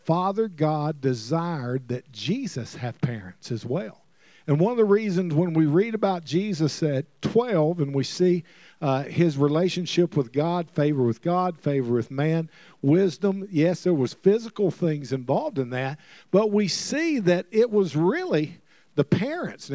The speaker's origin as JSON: {"language": "English", "region": "Alabama", "country": "United States", "tie": "born or raised there", "also_born_or_lived": "Mississippi / Oklahoma", "moved": "yes", "said": "I'm originally from Alabama, and, you know, you can't help where you're born, but you can have a sense to move. And I was born in Alabama, moved to Mississippi"}